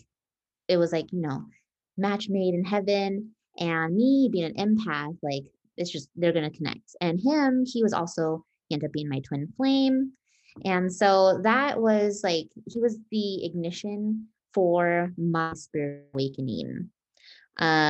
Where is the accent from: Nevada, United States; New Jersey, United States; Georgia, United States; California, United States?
Nevada, United States; Las Vegas; born and raised in Vegas